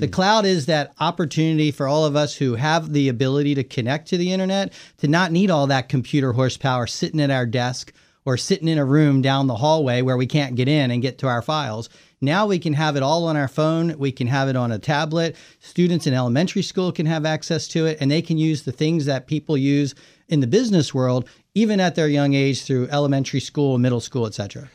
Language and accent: English; Maryland, United States; also born or lived in Northern Virginia; I'm from the Mid-Atlantic, I'm from Maryland and from Northern Virginia